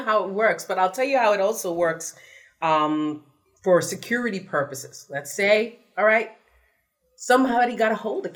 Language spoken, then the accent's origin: English; New York City, New York, United States; I'm from the Bronx